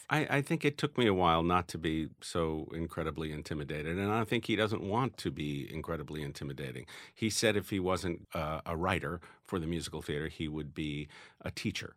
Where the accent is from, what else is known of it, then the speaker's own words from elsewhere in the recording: New York, United States; growing up in New York with the odd couple going on